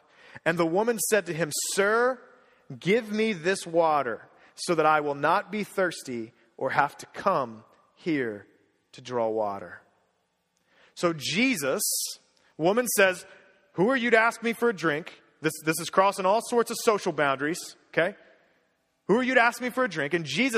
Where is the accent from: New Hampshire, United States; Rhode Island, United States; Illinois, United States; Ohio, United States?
Ohio, United States; Cincinnati; I grew up in Cincinnati, Ohio